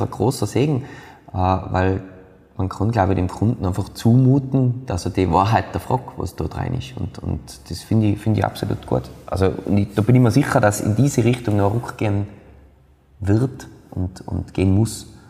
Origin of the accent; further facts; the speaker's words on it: Austria; bei uns in Österreich